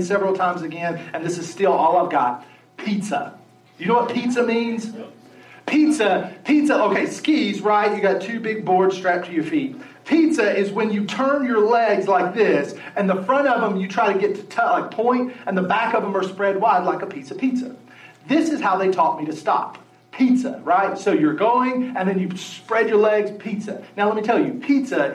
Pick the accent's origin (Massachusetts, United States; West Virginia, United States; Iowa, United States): West Virginia, United States; moved away; I grew up in West Virginia